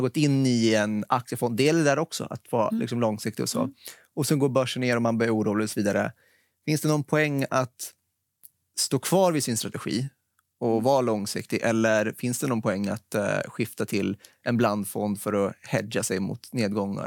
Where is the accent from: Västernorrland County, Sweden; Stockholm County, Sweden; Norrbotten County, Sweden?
Stockholm County, Sweden; Stockholm; jag är en stockholmare, född och uppväxt här